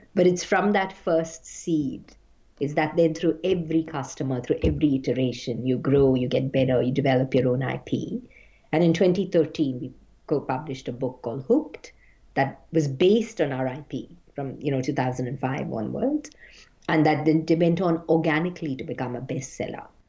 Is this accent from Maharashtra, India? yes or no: yes; Mumbai, Maharashtra, India; my childhood and growing up in Bombay